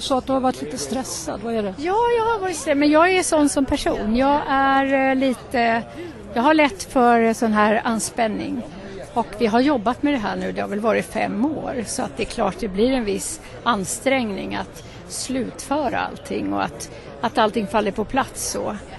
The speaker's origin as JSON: {"language": "Swedish", "country": "Sweden", "said": "Men jag är ju svensk. Vi är ju svenska"}